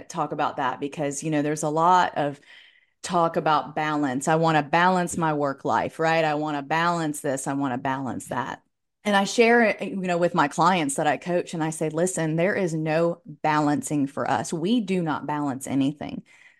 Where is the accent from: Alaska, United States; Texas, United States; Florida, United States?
Florida, United States; I'm a Floridian, true and true.